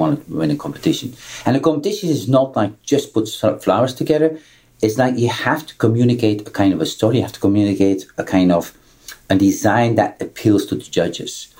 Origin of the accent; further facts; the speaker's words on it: Belgium; I'm coming from Belgium